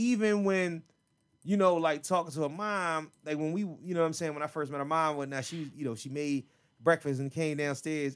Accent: Philadelphia, Pennsylvania, United States; I'm from Philly

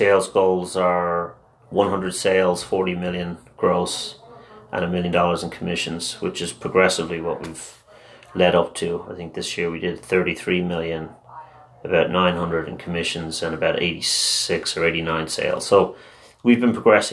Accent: Dublin, Leinster, Ireland; first language Irish; English is a second language; In Dublin, but I went to an all-Irish school

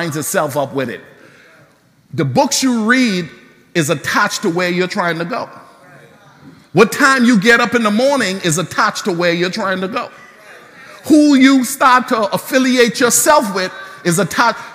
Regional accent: Bahamas; growing up in the Bahamas

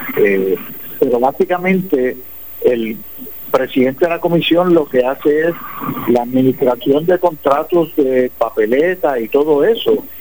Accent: San Lorenzo, Puerto Rico; en San Lorenzo mi pueblo

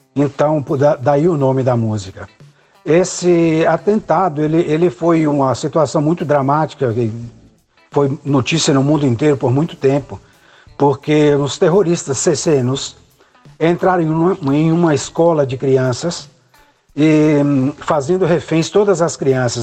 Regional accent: Montes Claros, Minas Gerais, Brazil; moved away as an adult; now in Italy; cresci em Montes Claros, frequentando o conservatório todos os dias

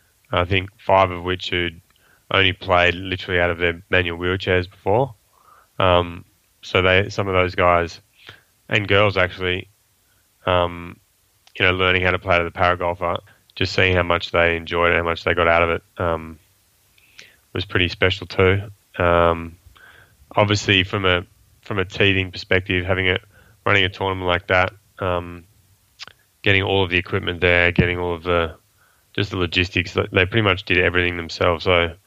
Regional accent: Sydney, New South Wales, Australia; also born or lived in Kuala Lumpur, Malaysia; I was brought up predominantly in Sydney. I say that predominantly because my parents were working in Asia, so I spent 7 years living in Malaysia, in Kuala Lumpur, between the ages of, 7 and 10, and then 15 and 19.

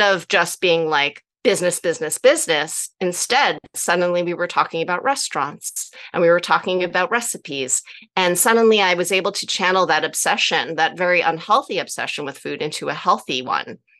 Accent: New Jersey, United States; i grew up in New Jersey

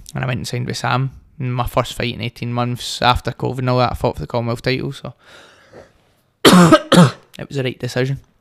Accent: Hamilton, Scotland, United Kingdom; also born or lived in Glasgow West End / Bearsden / Greenock; I grew up in Hamilton, I moved to the West End, then I moved to Bearsden

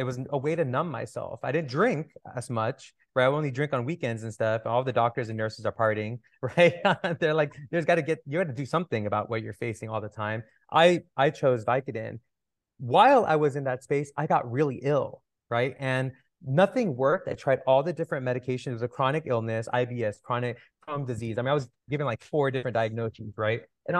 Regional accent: Toronto, Ontario, Canada; also born or lived in California; I grew up in Toronto and California.

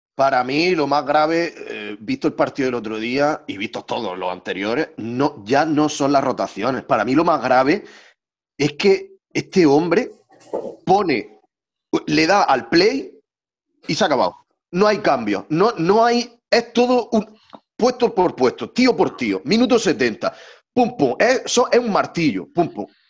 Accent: Almería, Andalusia, Spain; soy almeriense

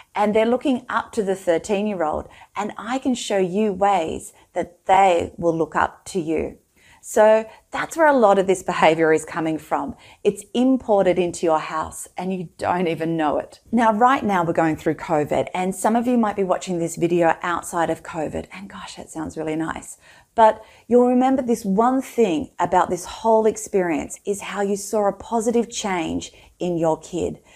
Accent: Australia; I'm Australian and living in Australia

